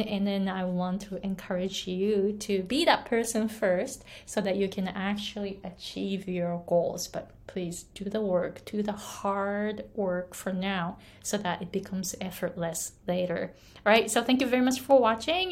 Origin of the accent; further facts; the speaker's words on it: Japan; English is a second language; moved away as an adult; also born or lived in United States; now in Hawaii, United States; I was born and raised in Japan, didn't speak English at all, came to the US